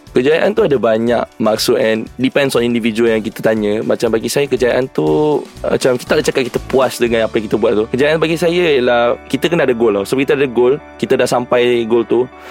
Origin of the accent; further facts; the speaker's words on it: Johor, Malaysia; saya orang Johor Saya belajar kat Johor Dibesarkan de- dekat Johor